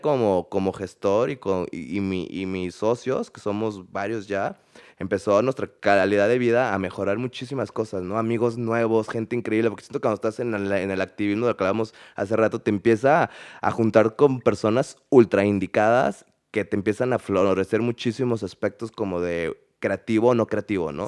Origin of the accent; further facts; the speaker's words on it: Mexico; also born or lived in Canada; viví fuera de México, viví en, Canadá casi tres años